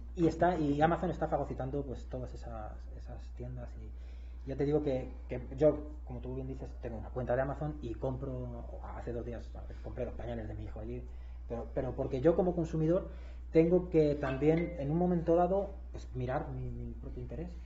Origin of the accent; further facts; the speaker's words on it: Madrid, Community of Madrid, Spain; moved away as an adult; now in Querétaro, Mexico; Yo el resto de mi vida he vivido en España, yo soy de Madrid